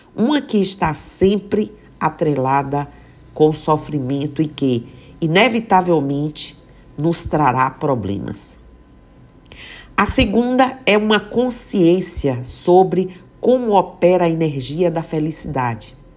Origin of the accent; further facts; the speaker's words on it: Mucugê, Bahia, Brazil; moved away; que eu vejo Mucugê, que eu vejo minha terra